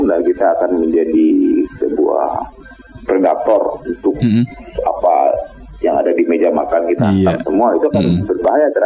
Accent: West Sumatra, Indonesia; kita orang Minang nyebutnya cimangko kan ya.

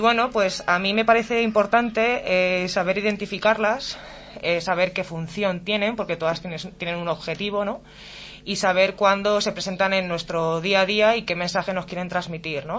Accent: Alcalá de Henares, Community of Madrid, Spain; moved away as an adult; now in Morata de Tajuña, Spain; soy de nativa de Alcalá de Henares, pero resido en Morata desde hace dos años.

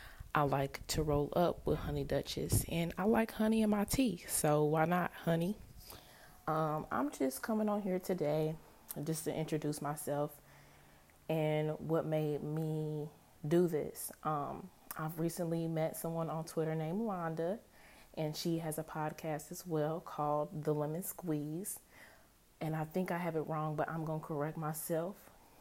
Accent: Indianapolis, Indiana, United States; I'm from Indianapolis.

